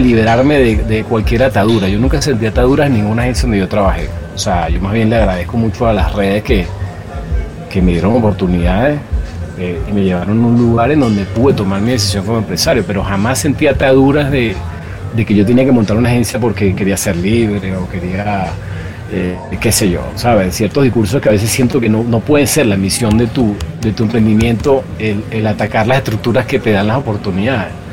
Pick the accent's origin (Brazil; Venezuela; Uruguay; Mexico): Venezuela; also born or lived in Chile; como venezolano